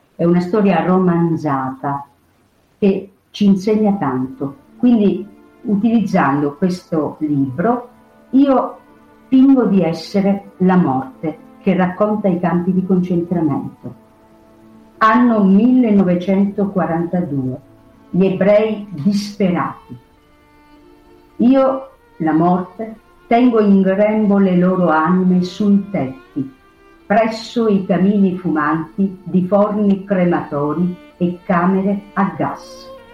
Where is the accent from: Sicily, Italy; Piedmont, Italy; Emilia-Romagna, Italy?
Sicily, Italy; Io sono siciliana